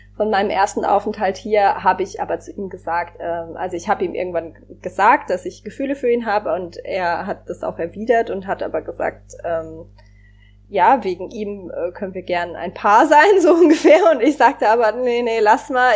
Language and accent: German; Germany; Also ich bin in Deutschland aufgewachsen, in Deutschland sozialisiert